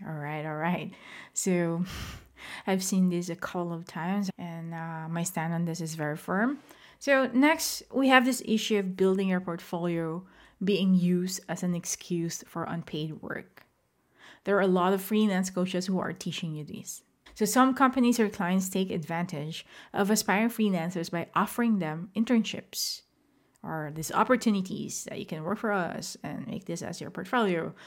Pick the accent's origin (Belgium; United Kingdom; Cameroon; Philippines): Philippines; moved away; I am not based in the Philippines as of the moment, but I am a Filipino